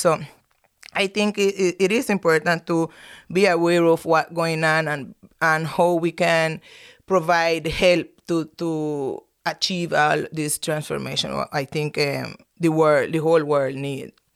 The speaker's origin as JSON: {"language": "English", "country": "Nicaragua", "said": "I'm from Nicaragua"}